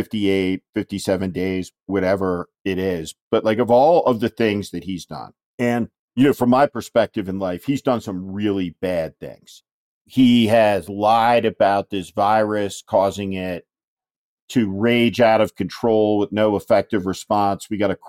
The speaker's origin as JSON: {"language": "English", "region": "New Jersey", "country": "United States", "tie": "born or raised there", "said": "strategist who helped Governor Chris Christie win in the notoriously Democratic state of New Jersey, my home state also."}